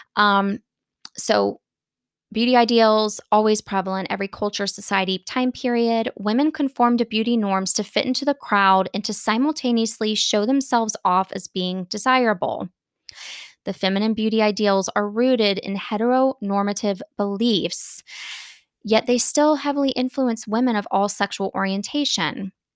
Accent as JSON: {"language": "English", "region": "Florida", "country": "United States", "tie": "born or raised there", "said": "I grew up in Florida"}